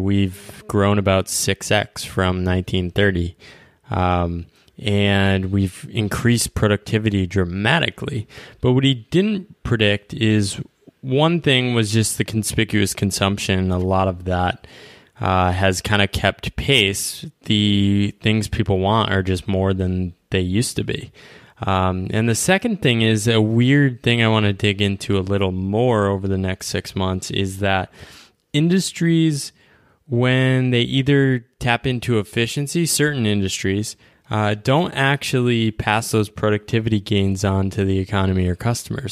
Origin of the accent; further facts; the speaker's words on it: United States; as an American, we're, we grew up in this culture